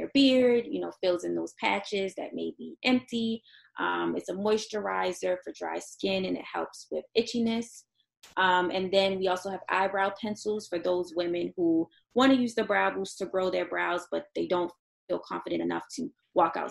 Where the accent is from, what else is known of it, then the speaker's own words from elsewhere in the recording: Baltimore, Maryland, United States; I'm from Baltimore